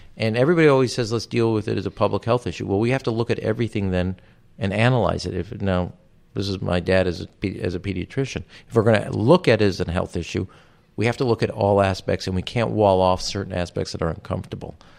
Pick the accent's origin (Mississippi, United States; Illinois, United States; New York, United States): Illinois, United States; Chicago; my birth certificate to prove I was from Chicago, not Israel